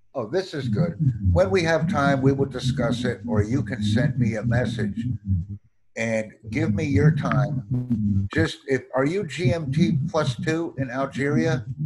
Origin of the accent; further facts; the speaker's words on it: United States; I'm from the United States